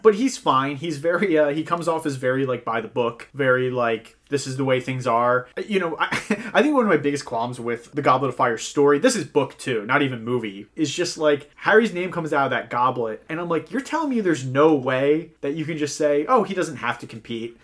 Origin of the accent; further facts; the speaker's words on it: Ireland; as an Irishman